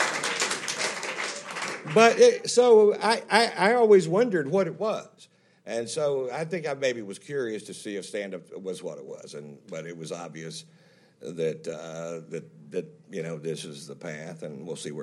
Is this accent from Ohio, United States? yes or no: no; Fritch, Texas, United States; a small town boy makes good. I'm from Fritch, Texas, so that's, when I lived there, they swear it was 1,400 people